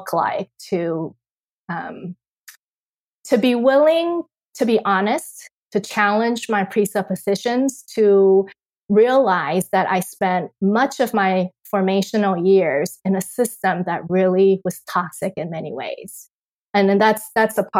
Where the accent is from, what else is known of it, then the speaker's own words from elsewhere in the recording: Taiwan; moved away; I am born and raised in Taiwan